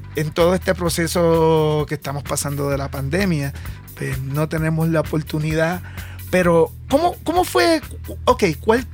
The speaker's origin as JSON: {"language": "Spanish", "country": "Puerto Rico", "said": "yo como puertorriqueño"}